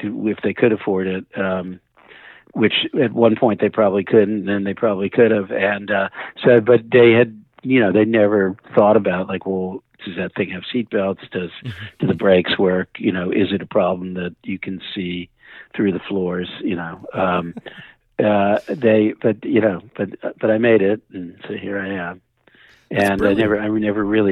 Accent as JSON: {"language": "English", "region": "New Jersey suburb", "country": "United States", "tie": "born or raised there", "also_born_or_lived": "Brooklyn, New York", "said": "when I was pretty young, my parents moved us to a New Jersey suburb that was literally you walking distance from Manhattan."}